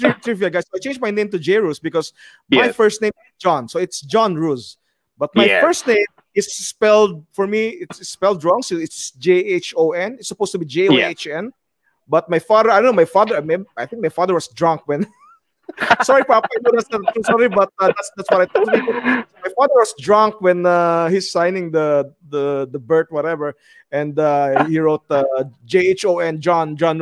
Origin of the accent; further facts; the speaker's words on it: Philippines; moved away as an adult; now in United Arab Emirates; as a Filipino